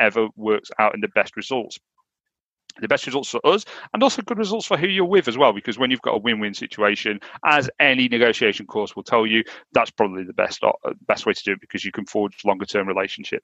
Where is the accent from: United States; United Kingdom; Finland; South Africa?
United Kingdom; accent: Northern; my Northern accent.